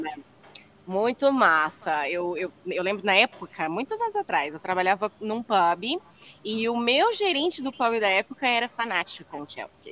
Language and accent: Portuguese; Minas Gerais, Brazil; accent: mineiro; also born or lived in London; now in Paraná, Brazil; Eu sou mineira